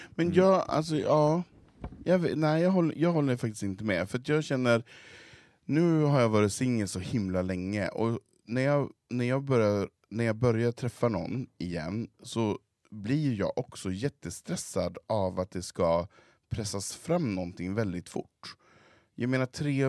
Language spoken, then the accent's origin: Swedish; Svedjan, Sweden; hemma i Svedjan